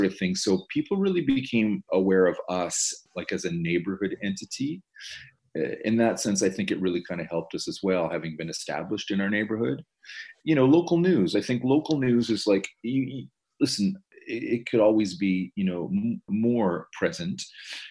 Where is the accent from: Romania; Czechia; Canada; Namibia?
Canada; Toronto, Ontario; as a Torontonian, as a Canadian